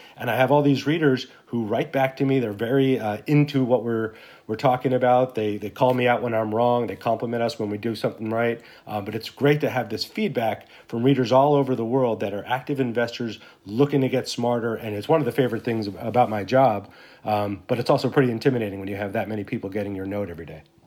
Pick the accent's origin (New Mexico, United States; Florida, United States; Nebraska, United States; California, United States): New Mexico, United States; Santa Fe; moved away as an adult; I grew up in Santa Fe, New Mexico